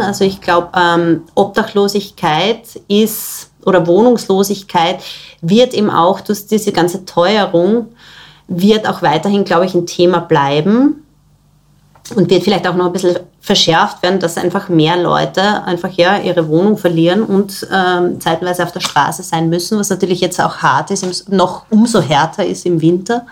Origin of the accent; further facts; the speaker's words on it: Styria, Austria; now in Vienna, Austria; Ich komme ursprünglich aus der Steiermark, wo meine Familie auch noch wohnt.